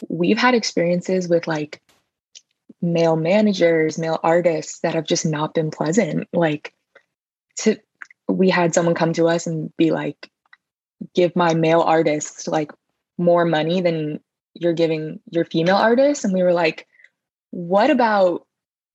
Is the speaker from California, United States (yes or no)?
yes; Los Angeles, California, United States; now in Philadelphia, United States; grew up in Los Angeles